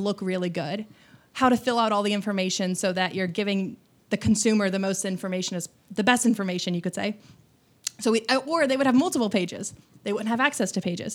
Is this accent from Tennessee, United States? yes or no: no; Bloomington, Indiana, United States; moved away as an adult; also born or lived in Evansville, Indiana; now in Austin, United States; I was raised in Bloomington, Indiana, which is home of, um, Indiana University.